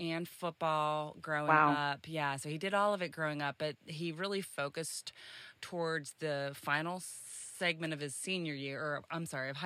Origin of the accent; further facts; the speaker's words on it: Pittsburgh, Pennsylvania, United States; now in Charlotte, United States; I hail right now from Charlotte, North Carolina, but I was originally raised in Pittsburgh, Pennsylvania.